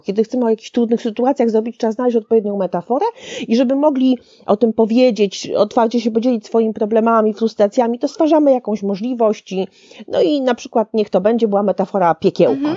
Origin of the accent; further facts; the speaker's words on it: Szczecin, West Pomeranian Voivodeship, Poland; now in Warsaw, Poland; w Szczecinie rzadko, bo rzadko, ale też bywam w końcu, to prawie, że moje rodzinne miasto